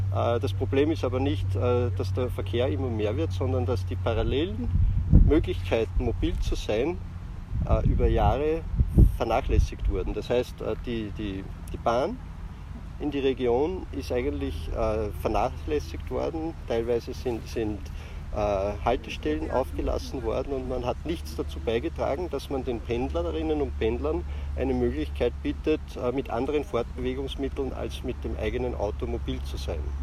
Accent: Ybbs an der Donau, Lower Austria, Austria; wo ich aufgewachsen bin in Ips

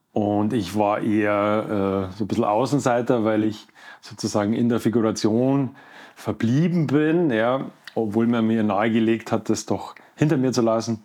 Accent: Leutasch valley / Werdenfelser Land, near Garmisch, Bavaria, Germany; moved away; also born or lived in Munich; ich komme äh, aus dem Leusachtal, also aus mhm. Wernfelser Land, ja, Nähe von Garmisch groß geworden

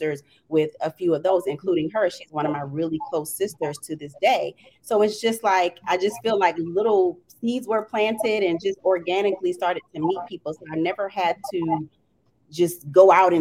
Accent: Jacksonville, Florida, United States; moved away as an adult; now in Washington, D.C., United States; I'm originally from Jacksonville, Florida

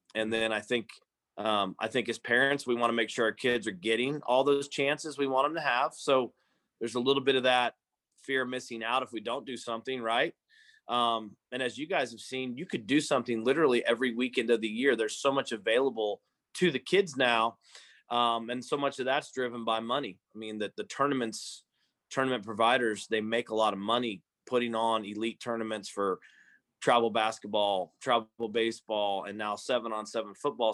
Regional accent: Stillwater, Oklahoma, United States; we grew up here in Stillwater

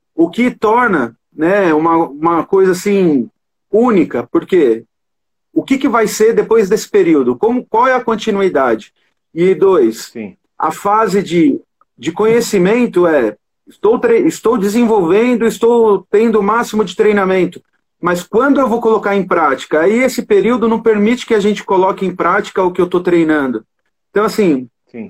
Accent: Brazil; nossa cultura como brasileiro

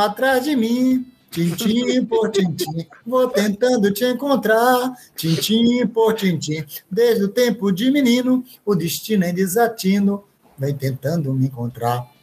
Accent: Irecê, Bahia, Brazil; eu sou baiano

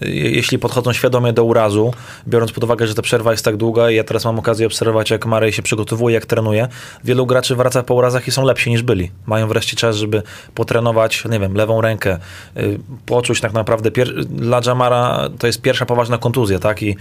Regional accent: Serbia; U nas w Serbii

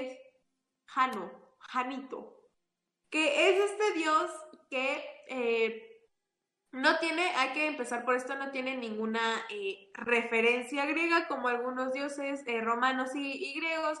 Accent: Chipilo, Puebla, Mexico; en mi pueblito, en Chipilo, York, tenemos una costumbre

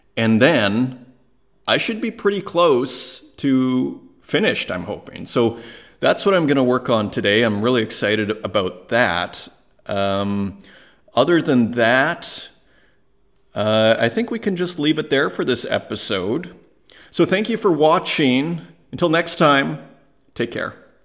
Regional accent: Saskatoon, Saskatchewan, Canada; moved away; I was from Saskatoon, Saskatchewan, in Canada, and I should know better as an Italian

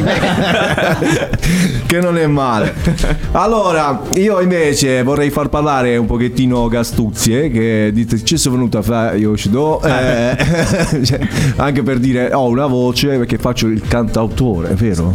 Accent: Altamura, Apulia, Italy; sono di Altamura

